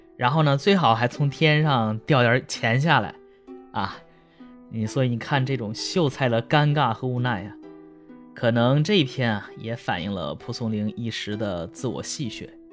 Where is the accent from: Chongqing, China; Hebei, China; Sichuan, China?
Hebei, China; 我老家河北省，就要有那个灶王爷上天这个项目